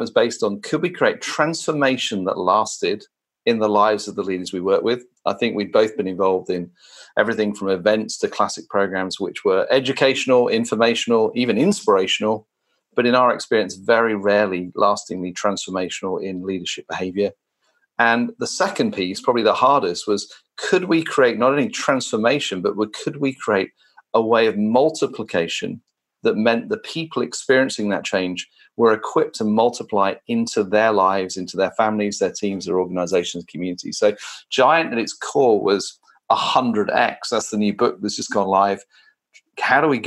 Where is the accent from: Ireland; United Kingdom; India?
United Kingdom; now in London, United Kingdom; As a Brit